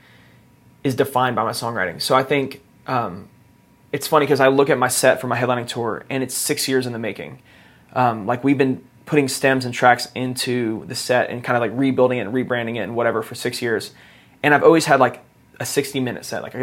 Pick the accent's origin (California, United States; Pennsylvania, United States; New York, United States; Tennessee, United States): Tennessee, United States; Nashville; I grew up here in Nashville